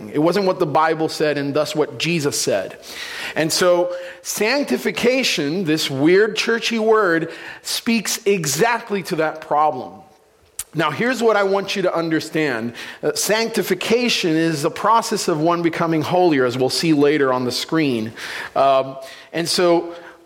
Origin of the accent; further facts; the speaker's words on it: San Juan, Puerto Rico; moved away; I'm originally from Puerto Rico, San Juan, Puerto Rico, the capital